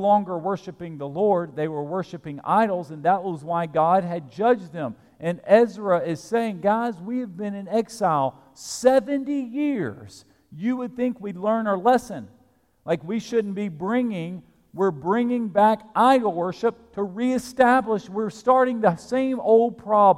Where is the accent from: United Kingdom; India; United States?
United States; Alabama; now in Lexington, United States; I grew up in Alabama